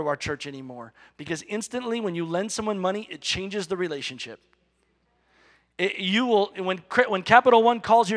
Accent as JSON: {"language": "English", "country": "United States"}